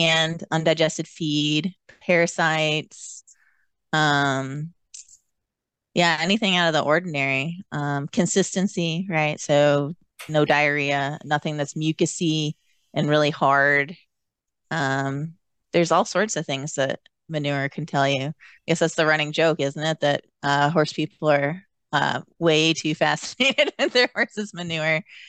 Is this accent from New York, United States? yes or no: yes; New York, United States; moved away; I'm from New York